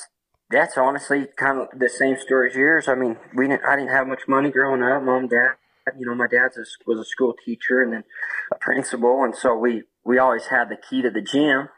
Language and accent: English; Roosevelt, Utah, United States; born and raised in Roosevelt, Utah, just a small town